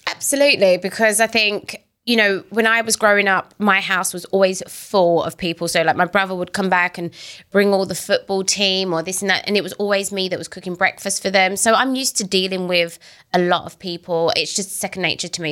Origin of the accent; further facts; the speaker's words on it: United Kingdom; moved away; I'm British